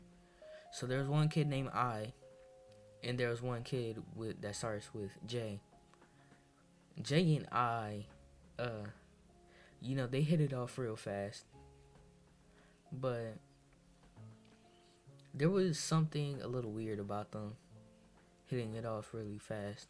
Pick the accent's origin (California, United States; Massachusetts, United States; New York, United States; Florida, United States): Massachusetts, United States; I'm of Dominican descent, and I come from Massachusetts. I actually moved to Massachusetts when I had 1 year old, when I was 1 year old